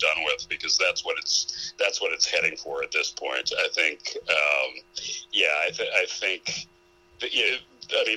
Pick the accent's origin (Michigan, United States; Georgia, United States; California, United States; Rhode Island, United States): Michigan, United States; Ann Arbor; I grew up in Ann Arbor, Michigan. Okay. That's where I spent my childhood.